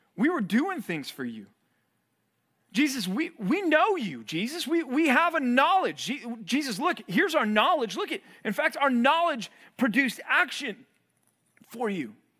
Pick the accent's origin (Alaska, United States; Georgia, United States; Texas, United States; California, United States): Texas, United States; Dallas; moved away as an adult; also born or lived in Missouri; growing up in Dallas, I didn't have a snow shovel.